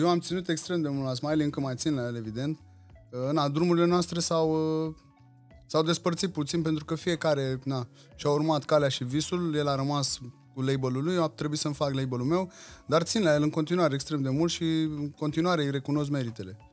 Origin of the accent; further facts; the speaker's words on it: Craiova, Dolj, Romania; îmi iubesc orașul natal, iubesc Craiova, uh, sunt îndrăgostit de cartierul în care am crescut